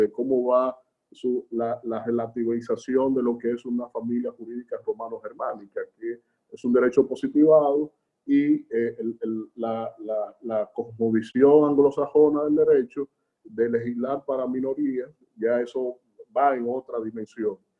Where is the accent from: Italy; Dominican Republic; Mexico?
Dominican Republic; de un país como República Dominicana, nuestro país